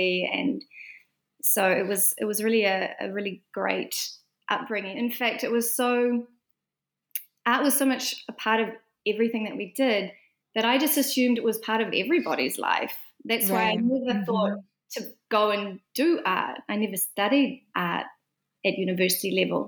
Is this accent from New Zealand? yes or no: yes; Fern Flat, Northland, New Zealand; now in Auckland, New Zealand; I grew up in a small rural community in the far north called Fern Flat